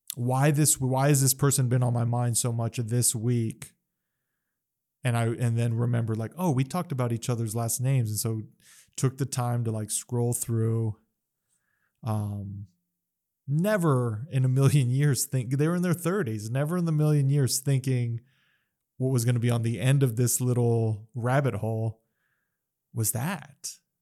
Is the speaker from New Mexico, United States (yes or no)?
yes; Las Cruces, New Mexico, United States; moved away as an adult; also born or lived in Phoenix, Arizona / East Coast; I was away from Cruces for over ten years